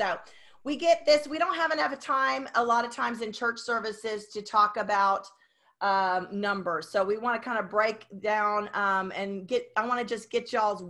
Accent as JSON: {"language": "English", "town": "Garland", "region": "Texas", "country": "United States", "tie": "born or raised there", "said": "my hometown in Garland."}